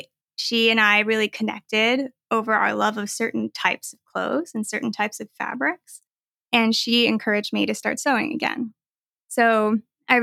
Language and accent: English; United States; Yes. I am Chinese American and I sew.